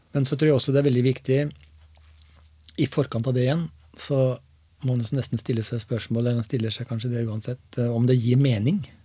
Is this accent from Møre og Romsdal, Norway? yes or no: no; Seljord, Vestfold og Telemark, Norway; jeg er eh, født og oppvokst i Seljord. I en liten bygd som heter Dyrlandsdalen.